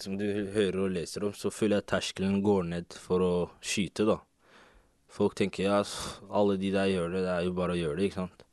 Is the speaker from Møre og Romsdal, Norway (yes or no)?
no; Oslo, Norway; Jeg også er fra Oslo.